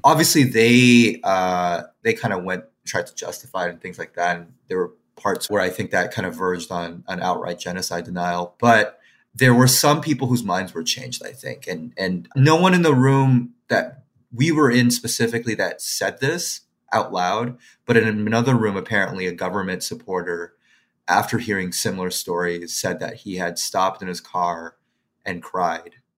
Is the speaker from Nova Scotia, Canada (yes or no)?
no; Quebec, Canada; I'm a Chinese person who grew up in Quebec, right, or Canadian, Chinese Canadian who grew up in Quebec